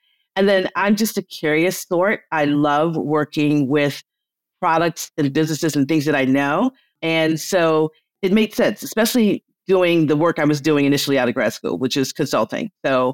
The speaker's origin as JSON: {"language": "English", "town": "Detroit", "region": "Michigan", "country": "United States", "said": "I'm from the Motor City."}